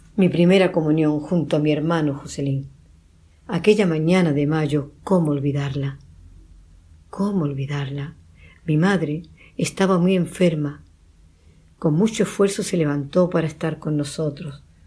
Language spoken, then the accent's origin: Spanish; Medina Sidonia, Andalusia, Spain; mi pueblo, Medina Sidonia